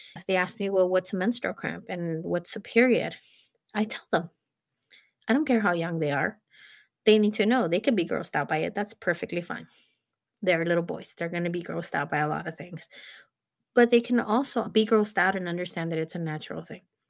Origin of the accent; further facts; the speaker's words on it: Mexico; moved away; I actually was born in Mexico and I grew up in Mexico